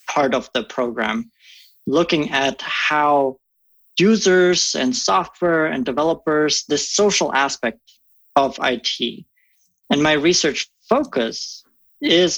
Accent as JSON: {"language": "English", "country": "Germany", "tie": "born or raised there", "second_language": "English", "moved": "as an adult", "lives_now": "Omaha, United States", "said": "I come from Germany originally. I grew up in a small village there, just 800 folks, living on the premise of an 800-year-old castle."}